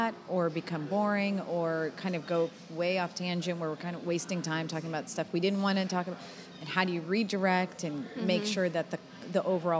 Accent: Boston, Massachusetts, United States; now in Texas, United States; I'm a Bostonian

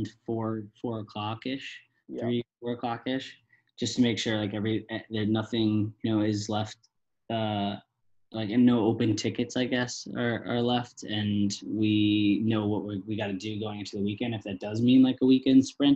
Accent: East Coast, United States; now in Los Angeles, United States; we're all from the East Coast, so we'll constantly go back home for like weeks on end

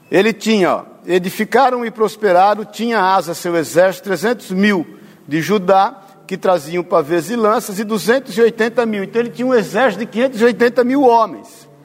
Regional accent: Mato Grosso do Sul, Brazil; tua família está no Mato Grosso do Sul, eu sou de lá, vou para lá amanhã

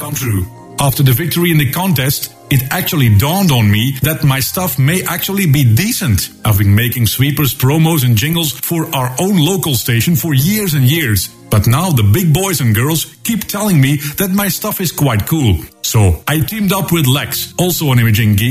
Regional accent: Belgium; from Belgium

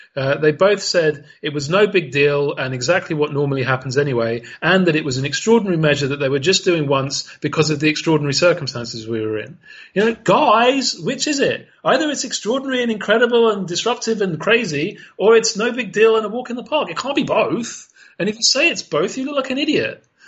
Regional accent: United Kingdom; as a Brit

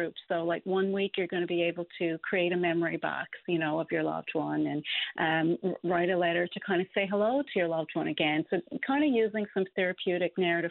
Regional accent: Newfoundland and Labrador, Canada; Cape Royal, you know, my hometown

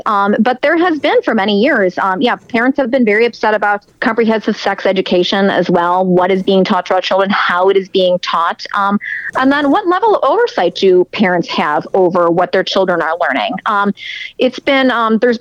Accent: Chicago, Illinois, United States; moved away; I'm from Chicago originally

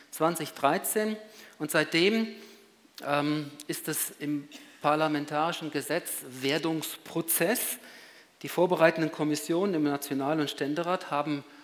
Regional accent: Switzerland; Bei uns in der Schweiz ist es wahrscheinlich ist es eindeutig und dann kommt es auch zur Abstimmung, eben anders als im großen Kanton, unserer Nachbarn.

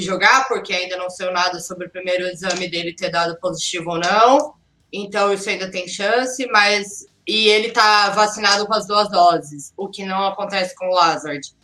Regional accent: Brazil; eu, sou brasileira, eu tenho fé

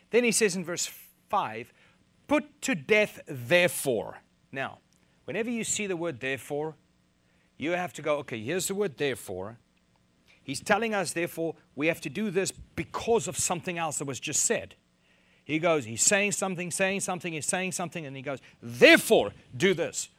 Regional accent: South Africa; moved away as an adult; now in United States; I'm from South Africa

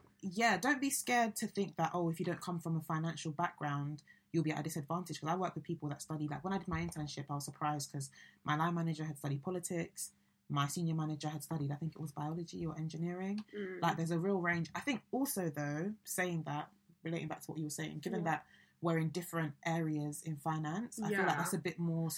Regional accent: London, United Kingdom; moved away as an adult; also born or lived in Chester; I'm from London

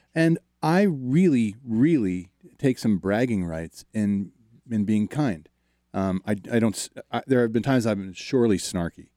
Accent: outside of Baltimore, Maryland, United States; I grew up outside of Baltimore

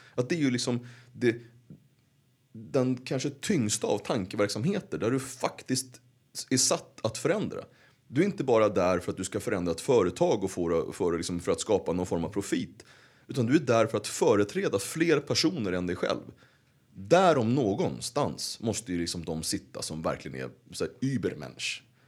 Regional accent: Uppsala, Uppsala County, Sweden; Och där växte jag upp. De, den tid jag inte var hos, eh, min mamma i, i Gottsunda

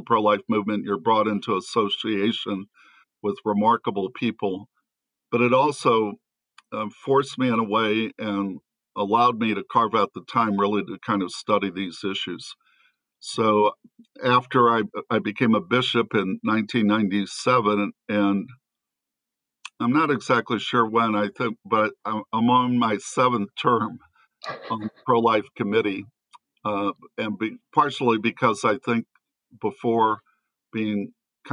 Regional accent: St. Louis, Missouri, United States; I'm originally from St. Louis.

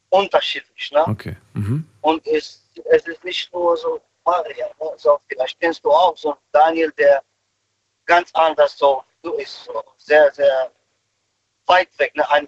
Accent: Romania; now in Germany; Ich wollte nur dazu sagen, dass wir, also ich komme aus Rumänien.

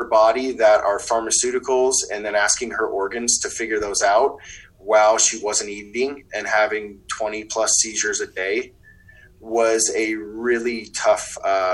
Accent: Wisconsin, United States; moved away as an adult; now in Colorado, United States; I'm from the Midwest originally, in Wisconsin.

